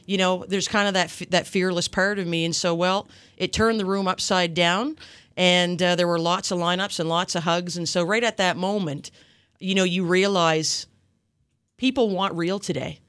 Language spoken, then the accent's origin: English; Yarmouth, Nova Scotia, Canada; I grew up in Yarmouth, um, a long time ago